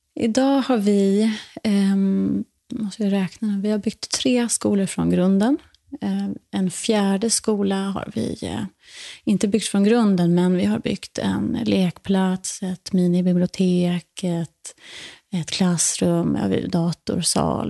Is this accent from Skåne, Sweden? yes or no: yes; Borresta, Skåne, Sweden; moved away; also born or lived in New York, United States / Dominican Republic / Stockholm, Sweden; gården där jag växte upp, som heter Borresta, ligger norr om Österlen